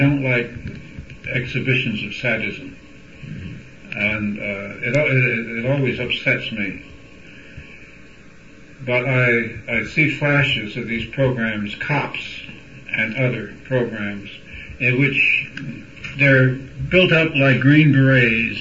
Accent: United States; our situation as Americans

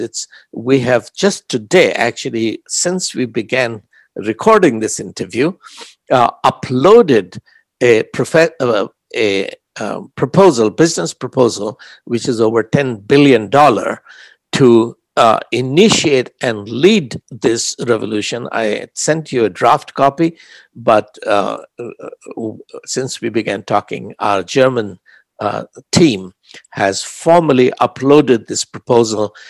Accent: Prayagraj, Uttar Pradesh, India; first language Hindi; English is a second language; I, as an Indian

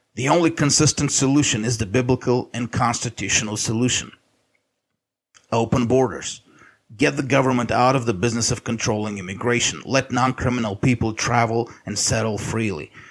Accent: United States; us as American Christians

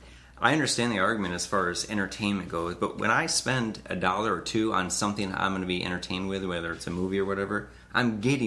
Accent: United States; as American Christians

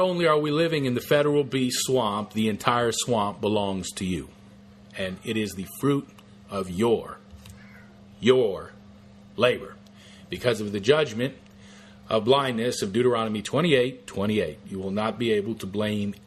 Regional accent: United States; as American Christians

